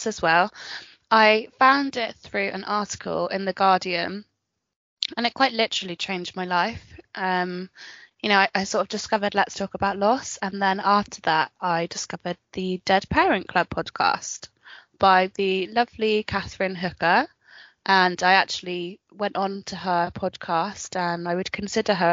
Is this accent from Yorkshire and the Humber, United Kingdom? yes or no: no; Frome, South West England, United Kingdom; I live in a town called Frome in Somerset, and I moved here when I was 6 months old. So it's literally my hometown